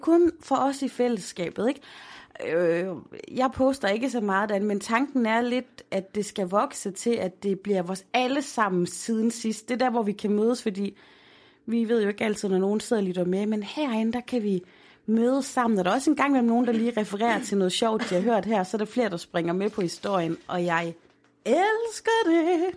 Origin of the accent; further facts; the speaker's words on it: Aarhus, Central Denmark Region, Denmark; Holme, hvor jeg er opvokset